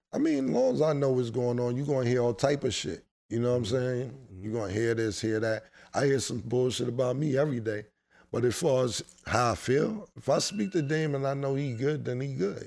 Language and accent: English; New York City, New York, United States; I grew up in Harlem my whole life